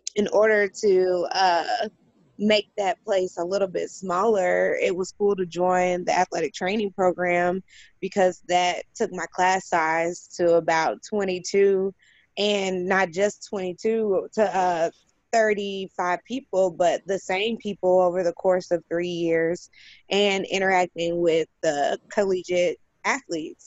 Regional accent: Indianapolis, Indiana, United States; also born or lived in California; I was born and raised in Indianapolis

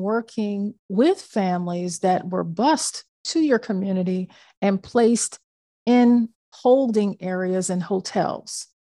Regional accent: Midwest, United States; we're both uh, Midwestern born people

